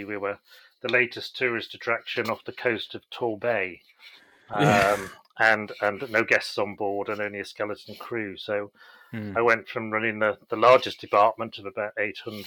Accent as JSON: {"language": "English", "country": "Isle of Man", "tie": "born or raised there", "also_born_or_lived": "Chester", "moved": "yes", "said": "I grew up on the Isle of Man, which is a beautiful place to grow up."}